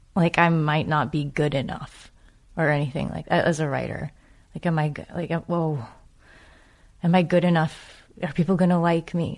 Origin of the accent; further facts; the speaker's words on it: New England, United States; I'm from New England